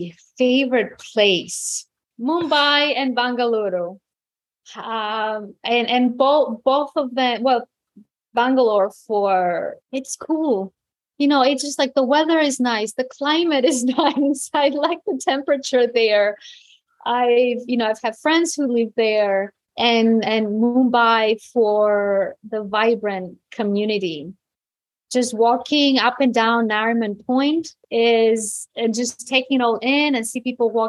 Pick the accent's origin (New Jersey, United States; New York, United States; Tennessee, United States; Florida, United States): New York, United States; New York City; also born or lived in Greece; I grew up in New York City. So my brother's playground were New York City parks. Mm-hmm. I mean, no mountains, no, you know, after we left Greece, we weren't visiting the country for some time or not often.